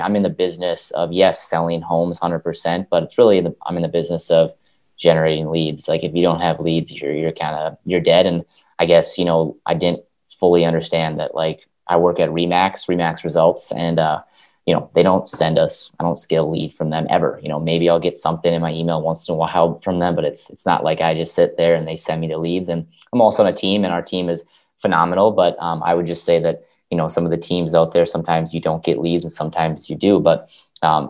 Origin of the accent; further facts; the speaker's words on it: Minnesota, United States; I'm in Minneapolis, Minnesota, born and raised in Minnesota